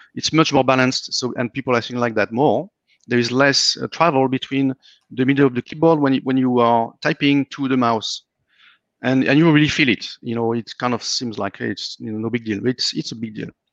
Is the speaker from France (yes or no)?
yes; France; moved away as an adult; now in Austin, United States; I'm coming from France